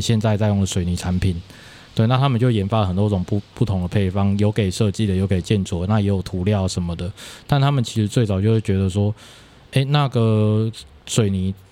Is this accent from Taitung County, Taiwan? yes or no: no; Kaohsiung, Taiwan; moved away as an adult; also born or lived in Denmark; 因为我小时候也在乡下小学，嗯。就是高雄沿沿海的主妇那个地方一个乡下小学